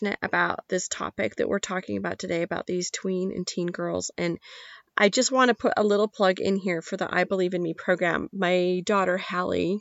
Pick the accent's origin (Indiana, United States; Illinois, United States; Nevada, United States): Nevada, United States; I'm from Nevada